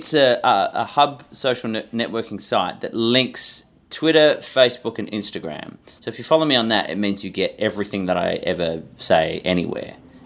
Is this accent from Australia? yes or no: yes; Perth, Western Australia, Australia; now in Los Angeles, United States; And for my hometown of Perth